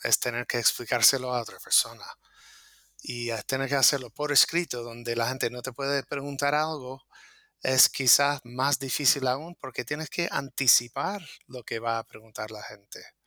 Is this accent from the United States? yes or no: yes; United States; now in Las Palmas de Gran Canaria, Spain; soy programador de Estados Unidos